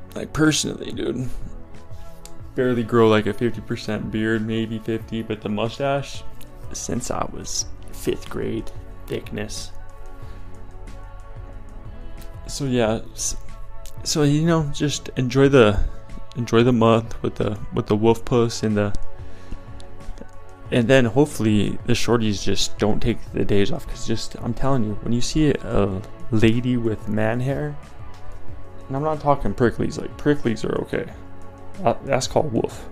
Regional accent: Colorado, United States; I'm from Colorado

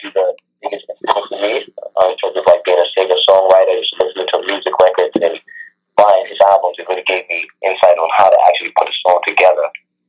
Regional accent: Brooklyn, New York, United States; Well, I'm from Brooklyn, New York. I'm in Brooklyn, New York.

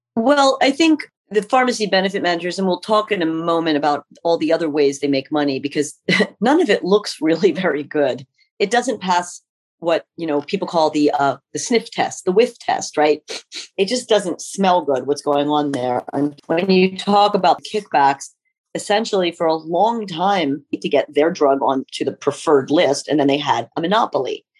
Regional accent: Pennsylvania, United States; also born or lived in North Carolina / Illinois; we moved back here to where I grew up in Pennsylvania

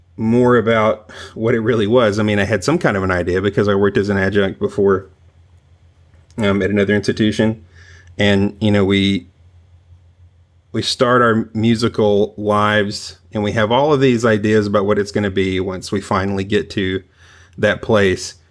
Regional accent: the South, United States; also born or lived in Long Island; now in Tennessee, United States; I'm originally from the South

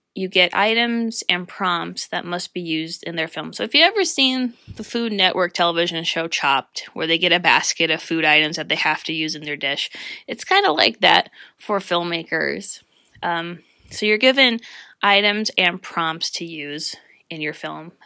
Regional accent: Northeast Pennsylvania, United States; I've experienced the wonderful, talented people who are here in my hometown

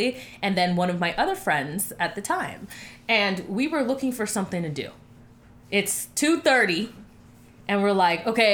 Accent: Miami, Florida, United States; now in Atlanta, United States; I'm from Miami

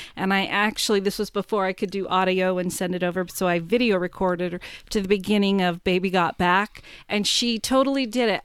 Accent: North Plains, Oregon, United States; also born or lived in Vancouver, Washington; now in Goldendale, United States; since I've grown up there

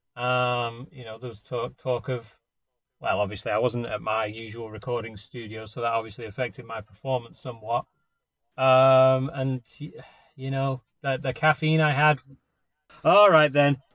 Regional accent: Warrington, North West England, United Kingdom; now in United States; from Warrington

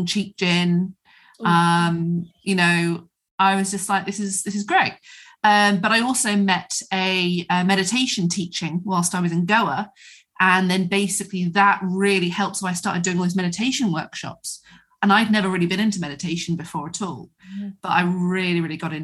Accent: Devon, South West England, United Kingdom; moved away; also born or lived in London; I'm from Devon

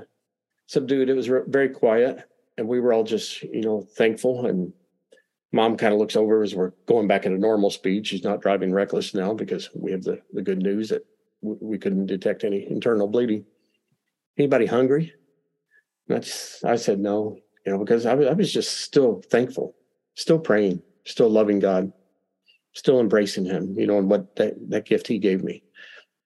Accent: Kentucky, United States; I'm from Kentucky.

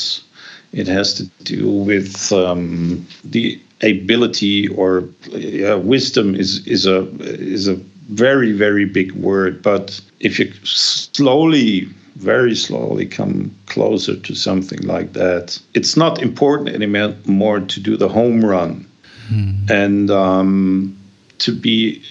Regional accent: Germany; I grew up in Germany

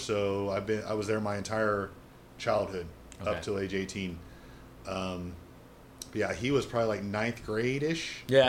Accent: Kokomo, Indiana, United States; Northern Indiana, Kokomo.

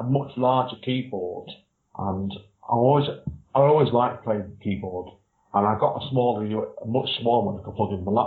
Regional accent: Manchester, North West England, United Kingdom; I'm from the Manchester area, which is Northern England

